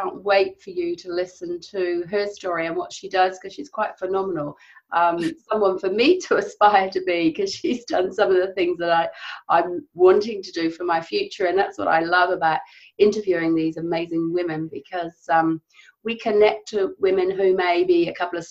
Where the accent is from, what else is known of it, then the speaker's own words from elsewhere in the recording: Cotswolds, South West England, United Kingdom; I'm from the Cotswolds